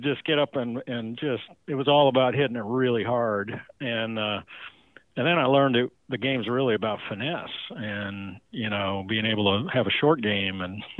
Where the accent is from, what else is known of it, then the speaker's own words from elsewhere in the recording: Baker City, Oregon, United States; Baker City, Oregon.